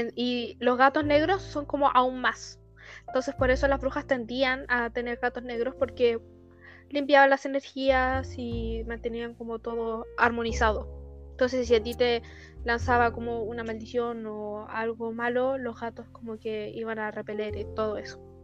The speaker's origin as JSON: {"language": "Spanish", "country": "Chile"}